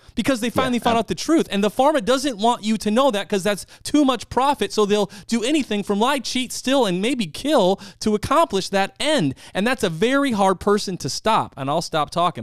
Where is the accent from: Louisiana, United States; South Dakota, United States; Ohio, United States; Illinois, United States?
South Dakota, United States; moved away; I'm originally from the Midwest, South Dakota